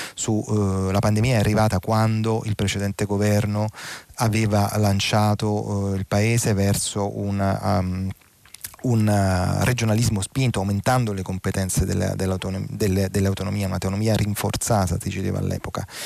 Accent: Naples, Campania, Italy; io sono napoletano di nascita e bagnolese nell'anima

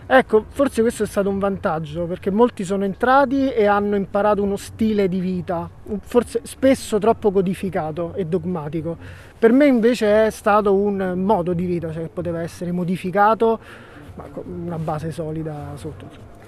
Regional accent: Rome, Lazio, Italy; io sono figlio di eh, una occupante che, che sta qui invece dall'86. Sono stato uno dei primi, uno dei primi bambini

